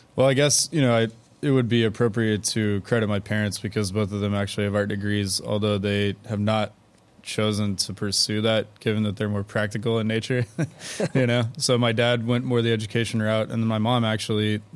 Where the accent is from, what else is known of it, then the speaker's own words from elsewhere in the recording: Houston, Texas, United States; I'm from Houston and then I went away for school and came back